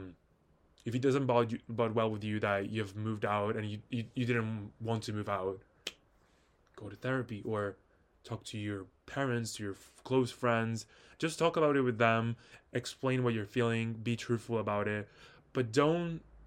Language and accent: English; Italy; moved away; I personally don't live in Italy anymore